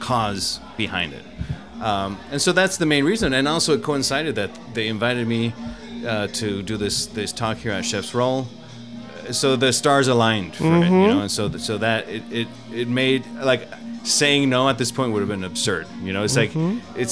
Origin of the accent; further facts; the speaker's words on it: Mexico; I was born in Mexico, so that was it was a big part of my culture